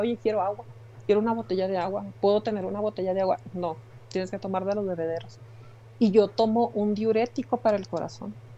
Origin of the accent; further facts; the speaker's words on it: Mexico; yo soy del barrio de Londres